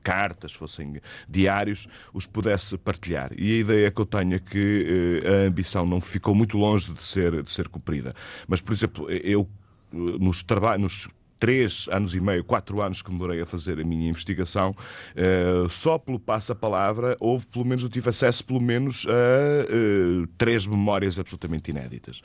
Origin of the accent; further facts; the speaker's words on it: Portugal; como português